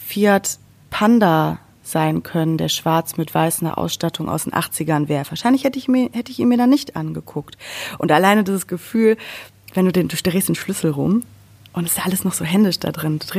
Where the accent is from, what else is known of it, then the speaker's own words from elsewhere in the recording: North Rhine-Westphalia, Germany; Also ich, ich mag Berge ich bin ja auch bei Bergen aufgewachsen. Sauerland ist, hat ja sogar ein eigenes Skigebiet. Also bergig bin ich schon aufgewachsen